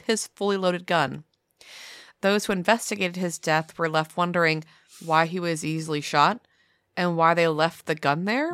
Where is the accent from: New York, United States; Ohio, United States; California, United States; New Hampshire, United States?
New Hampshire, United States; I'm from New Hampshire